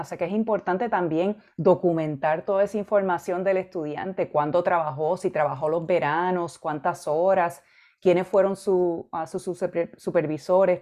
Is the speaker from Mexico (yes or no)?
no; Arecibo, Puerto Rico; moved away as an adult; also born or lived in Mayagüez, Puerto Rico / Michigan / Illinois; Yo me crié y, me eduqué en Puerto Rico. Yo viví en Arecibo, Puerto Rico, la mayor parte de mi vida.